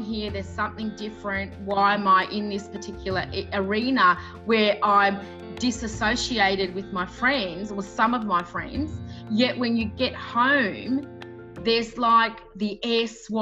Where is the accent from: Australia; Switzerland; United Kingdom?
Australia; growing up in Australia, although the area I grew up with in the northern suburbs was very multicultural